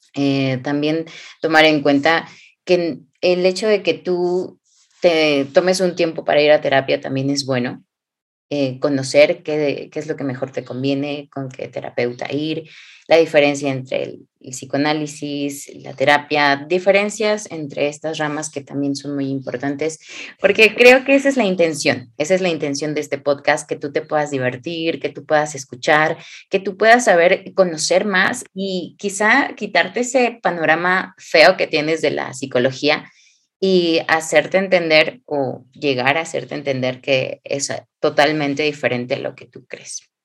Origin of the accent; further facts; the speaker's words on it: Hidalgo, Mexico; moved away; also born or lived in Xalapa, Veracruz; yo soy del hermoso estado de Hidalgo, México